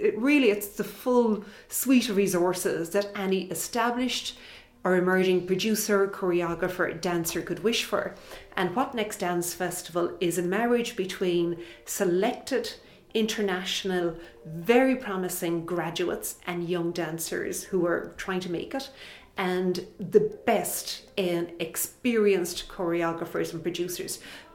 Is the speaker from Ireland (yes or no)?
yes; Ireland; I'd rank it somewhere between cricket, growing up in Ireland, how that's come to the fore